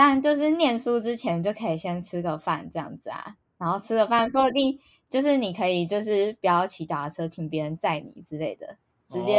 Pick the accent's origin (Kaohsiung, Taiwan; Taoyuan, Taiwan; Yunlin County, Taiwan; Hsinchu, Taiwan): Hsinchu, Taiwan; 没有没有没有，我是新竹人，还是吃美而美。